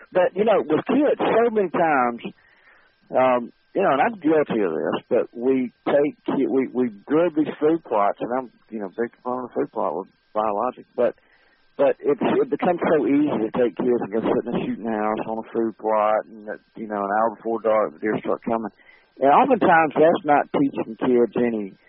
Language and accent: English; Montgomery, Alabama, United States; went to school in Alabama. I grew up in Montgomery, Alabama, and and uh, went to Auburn in Montgomery, and um, and stayed in Montgomery